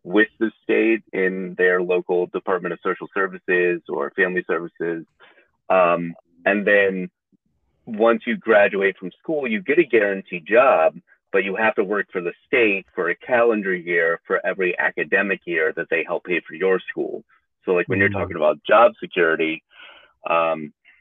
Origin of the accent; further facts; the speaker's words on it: United States; also born or lived in New York; I transferred back to my home state